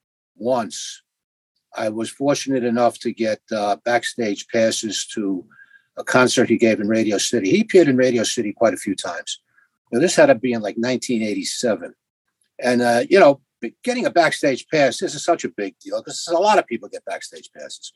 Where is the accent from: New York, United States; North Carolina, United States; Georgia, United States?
New York, United States; New York City; I was raised in Jackson Heights, Queens